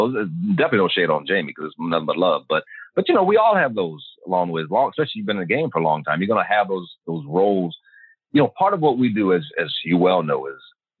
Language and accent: English; Virginia, United States; also born or lived in Michigan / Germany / Kansas / Georgia; All over the place. Because my dad was in the Army. We grew up in Michigan, Germany, Kansas, Georgia, and primarily Virginia.